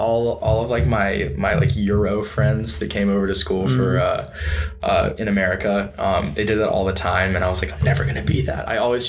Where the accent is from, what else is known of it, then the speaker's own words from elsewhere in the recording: the South, United States; moved away as an adult; also born or lived in Pennsylvania; I did live the South. I'm originally from the South, and I consider myself a Southerner.